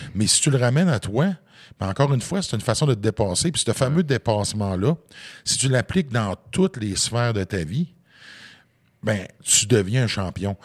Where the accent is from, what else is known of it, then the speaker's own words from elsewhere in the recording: Côte-Nord, Quebec, Canada; je viens d'un petit village de la Côte-Nord.